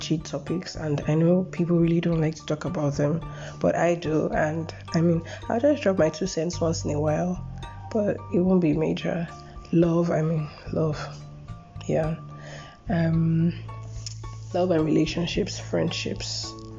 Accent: Lagos, Nigeria; also born or lived in Edo State, Nigeria; I'm from Edo State, Nigeria. I was born and brought up in Lagos.

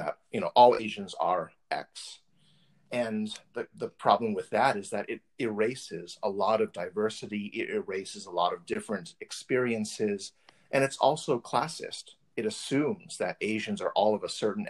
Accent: California, United States; I'm from California.

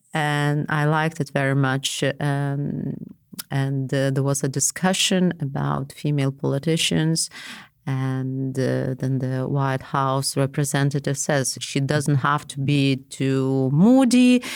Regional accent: Vilnius, Vilnius County, Lithuania; I was from Vilnius.

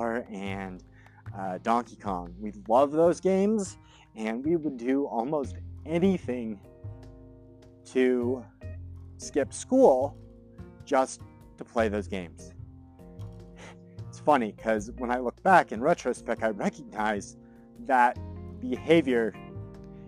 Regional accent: Greeley, Colorado, United States; also born or lived in Fort Collins, Colorado; My family moved to Greeley, Colorado when I was 7 years old

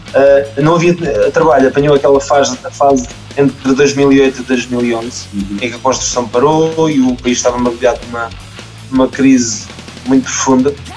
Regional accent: Malveira, Lisbon, Portugal; eu sou daqui da, da zona de Mafra, sou da Malveira

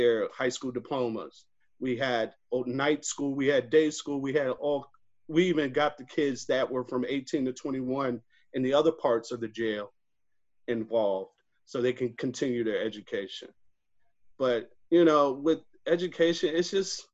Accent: Rochester, New York, United States; growing up in Rochester, New York, I'm a Kodak and Xerox baby.

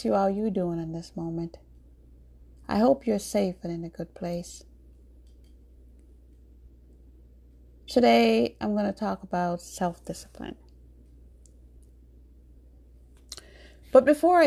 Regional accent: New York, United States; also born or lived in Jamaica; born in Jamaica, but I grew up in New York.

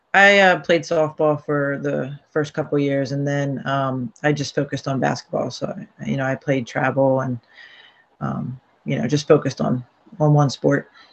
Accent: Barrington, New Jersey, United States; also born or lived in Baltimore, Maryland / Voorhees, New Jersey; I lived in um, Barrington first, um, so I went to you know Woodland Middle School

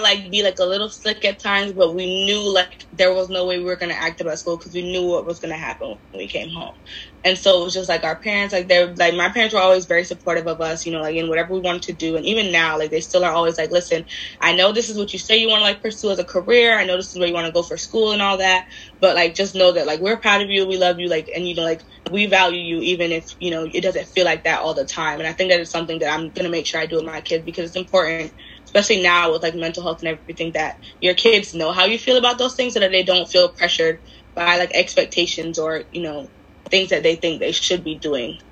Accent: Miami, Florida, United States; I'm from Miami, a lot of my a lot of our population anyway was either black or Hispanic

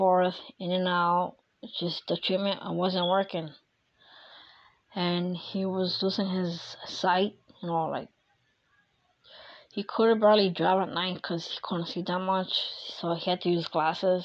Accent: Philadelphia, Pennsylvania, United States; moved away; my hometown in Philadelphia

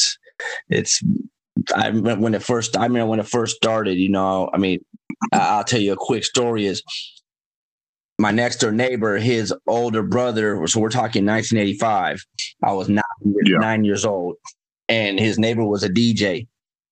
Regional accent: Gardena, California, United States; I'm a Gardena native

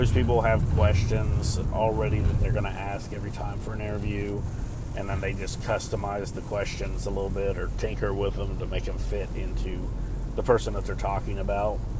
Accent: Ohio, United States; now in North Carolina, United States; my hometown of Ohio

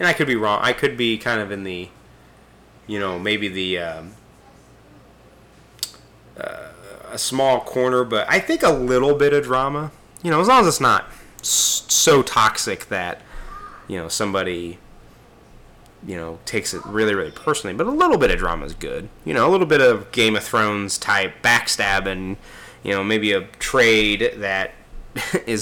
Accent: Kansas City, United States; Kansas City is my hometown in real life

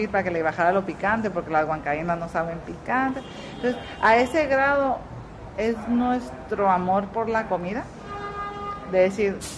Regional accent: Tijuana, Baja California, Mexico; moved away as an adult; also born or lived in Zacatecas; now in Puerto Rico; Yo quiero traer mi esencia, donde yo nací. Transportarte a mi parte de México, no, inventar con otra parte. del, norte. ¿De dónde eres? De Tijuana.

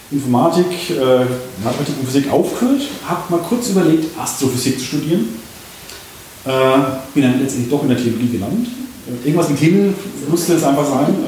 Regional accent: Würzburg, Bavaria, Germany; In einem meiner anderen Blogs habe ich über den Planetenweg in meiner Heimatstadt Würzburg geschrieben.

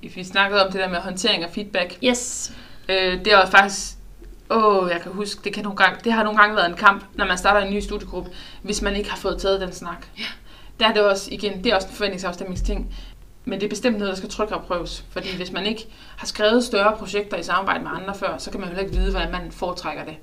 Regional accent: Southern Jutland, Southern Denmark, Denmark; jeg som sønderjyde

